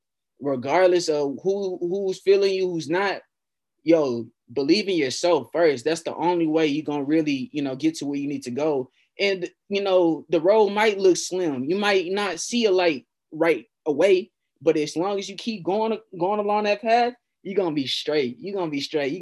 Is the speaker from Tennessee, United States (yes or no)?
no; Fort Worth, Texas, United States; we're both from Fort Worth, and we both love our city